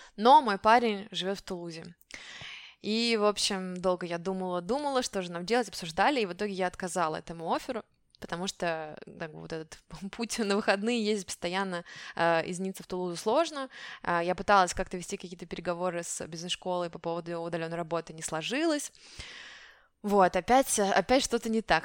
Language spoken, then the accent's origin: Russian; Siberia, Russia; first language Russian; moved away as an adult; also born or lived in Moscow, Russia; now in France; я из Сибири